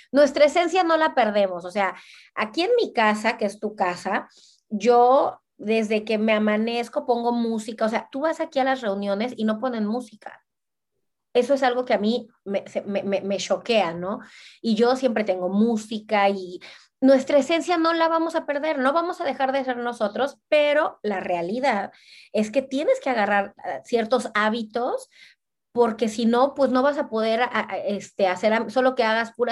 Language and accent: Spanish; Cancún, Quintana Roo, Mexico; also born or lived in Veracruz; now in Brussels, Belgium; también yo vengo de Cancún, de Veracruz, que son ciudades chiquitas. Mana, aquí es una capital, o sea, yo vivo en Bruselas.